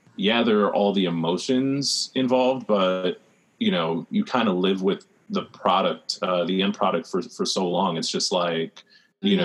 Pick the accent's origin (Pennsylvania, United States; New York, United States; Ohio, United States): New York, United States; New York City; I'm from the Rockaways